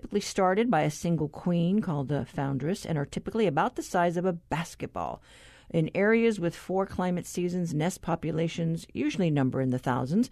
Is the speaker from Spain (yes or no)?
no; Guam; now in Hawaii, United States; where I grew up in Guam